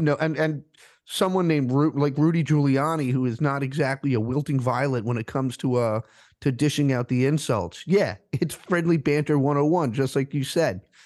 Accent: Rhode Island, United States; now in Philadelphia, United States; I'm from Rhode Island originally, and I have friends back there

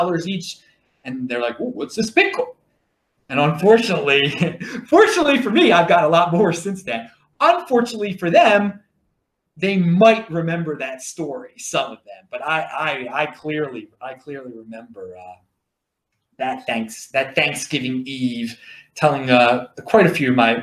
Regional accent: Baltimore, Maryland, United States; accent: Baltimore; That's my Baltimore accent.

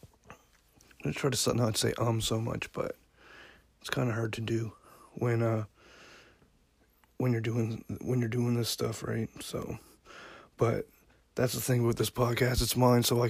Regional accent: Yarmouth, Nova Scotia, Canada; moved away as an adult; also born or lived in Alberta; now in Dartmouth, Canada; I grew up in Yarmouth, Nova Scotia. I'm a small town guy.

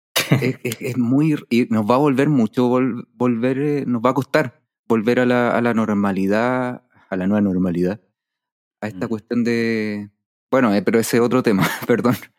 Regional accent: Chile; como sociedad chilena

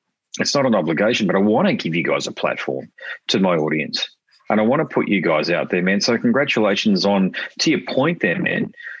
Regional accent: Queensland, Australia; also born or lived in Sydney; Well, even though I was born in Sydney, so I'm a big supporter of the Blues, I am a Queenslander.

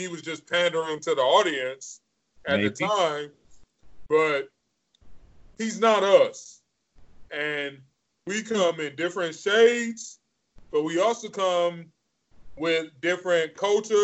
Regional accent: Detroit, Michigan, United States; I grew up in Metro Detroit. I grew up in technically the suburbs

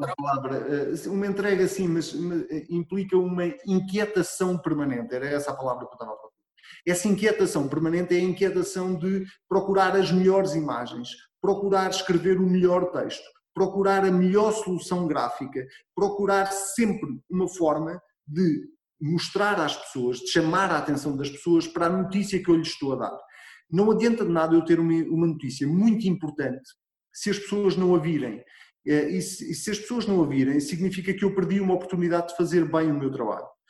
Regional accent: Arrabal, Centro, Portugal; eu sou de uma freguesia muito pequenina e hum, que se chama Arrabal

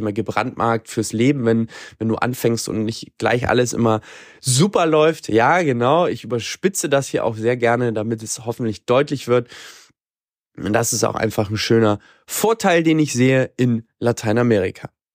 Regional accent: Germany; now in Latin America; Bei uns in Deutschland

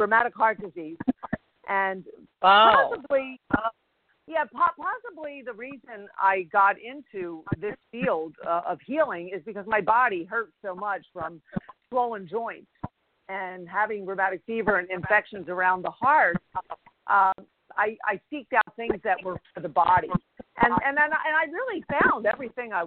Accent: Philadelphia, Pennsylvania, United States; also born or lived in Los Angeles; I was born and raised in Philadelphia

